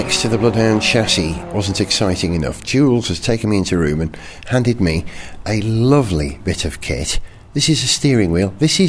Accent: Wales, United Kingdom; As a Welshman

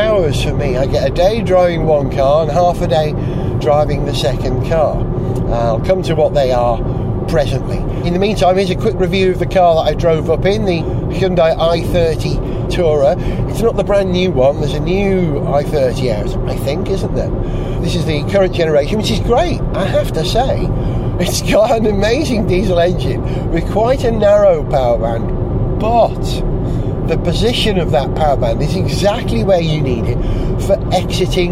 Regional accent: Holywell, Wales, United Kingdom; near my hometown, Holywell, which is where I grew up

